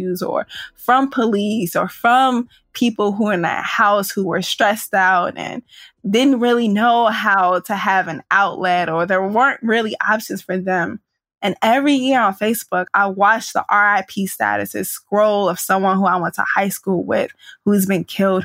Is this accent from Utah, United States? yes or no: no; St. Louis, Missouri, United States; I grew up at the edge of South St. Louis, right near the downtown area